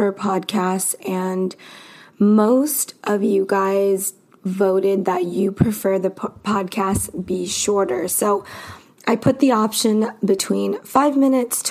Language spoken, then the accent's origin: English; Los Angeles, California, United States; now in Arizona, United States; I am from California. I'm from Los Angeles